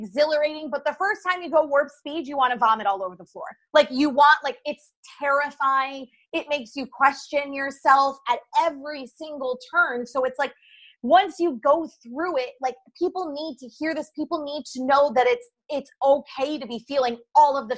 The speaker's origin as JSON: {"language": "English", "region": "New York", "country": "United States", "said": "I'm a New Yorker through and through."}